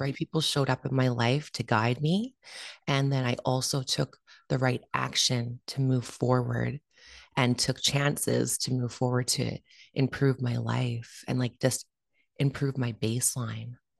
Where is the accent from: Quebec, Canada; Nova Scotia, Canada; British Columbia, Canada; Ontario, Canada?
British Columbia, Canada; Vancouver; been born and raised in Vancouver, Canada